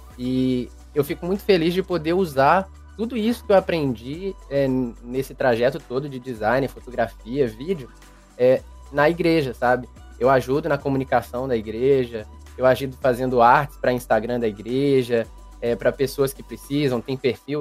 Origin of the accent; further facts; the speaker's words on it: Belo Horizonte, Minas Gerais, Brazil; Eu sou de Belo Horizonte, Minas Gerais.